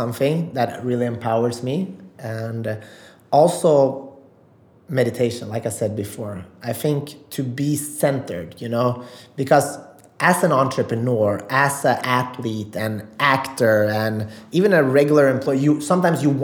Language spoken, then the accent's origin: English; Sweden; also born or lived in Macedonia; I'm from Sweden